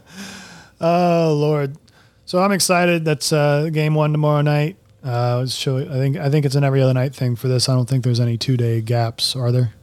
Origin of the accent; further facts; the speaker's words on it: Florida, United States; also born or lived in Colorado; I had lived in Florida for my, virtually my entire life